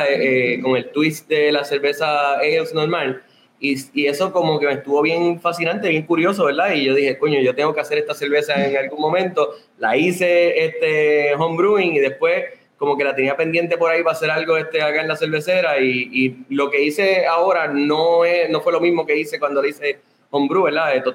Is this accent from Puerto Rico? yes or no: yes; Sabana Grande, Puerto Rico; somos de Sabana Grande.